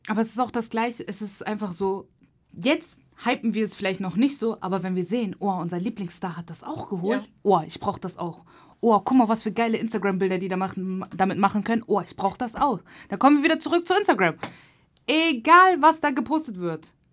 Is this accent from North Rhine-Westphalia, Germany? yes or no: no; Hamburg, Germany; moved away; ich komme nicht mehr aus Hamburg, ne? Ich bin stolze Hamburgerin, aber ich wohne nicht mehr hier.